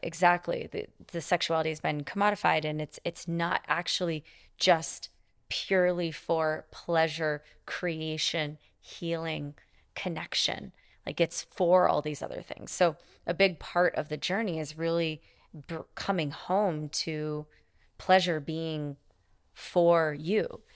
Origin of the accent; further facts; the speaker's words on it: Montana, United States; I grew up in Montana